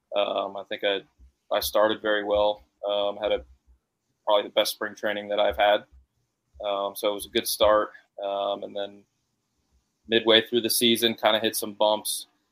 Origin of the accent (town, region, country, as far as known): Connecticut, United States